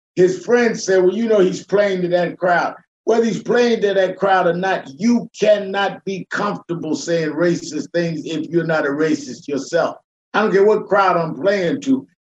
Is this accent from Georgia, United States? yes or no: no; New York City, New York, United States; I grew up in the North, raised in Brooklyn, New York